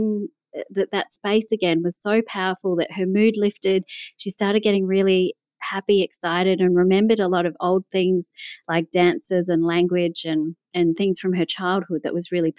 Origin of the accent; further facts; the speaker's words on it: Melbourne, Victoria, Australia; you can probably tell from my accent that I'm from Melbourne, Australia.